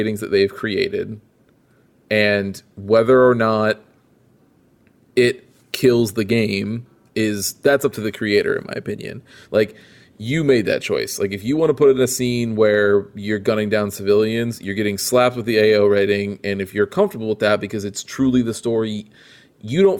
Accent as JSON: {"language": "English", "town": "Peoria", "region": "Illinois", "country": "United States", "tie": "born or raised there", "said": "in my hometown, which in Peoria, it was not that big"}